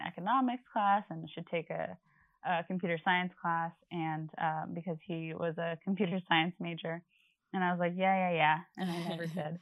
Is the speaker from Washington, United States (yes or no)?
no; Long Island, New York, United States; I'm from Long Island.